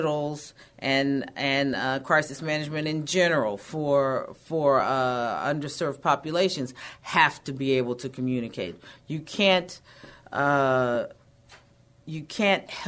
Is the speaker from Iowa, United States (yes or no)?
no; Texas, United States; I'm pretty independent and feisty. I think that is a part of being a Texan